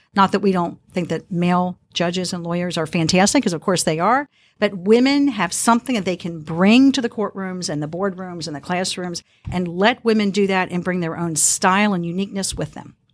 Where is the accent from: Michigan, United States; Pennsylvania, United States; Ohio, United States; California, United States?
Ohio, United States; Harrison; I grew up in Harrison, Ohio.